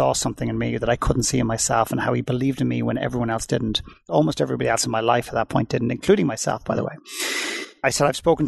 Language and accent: English; Dublin, Leinster, Ireland; moved away; I went back to Dublin in Ireland where I'm originally from